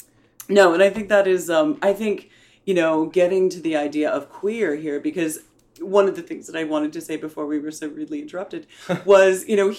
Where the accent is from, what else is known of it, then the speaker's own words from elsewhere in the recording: United States; accent: American; with my American patois